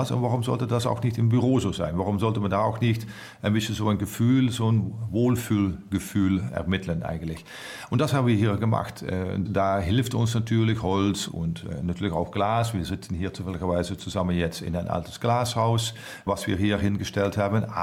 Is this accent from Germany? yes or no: no; Netherlands; German is a second language; ich bin Holländer, ich bin ziemlich offen.